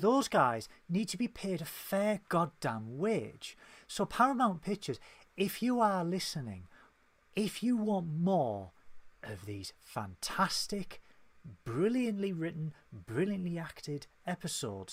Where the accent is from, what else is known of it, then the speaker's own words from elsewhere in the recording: United Kingdom; we are British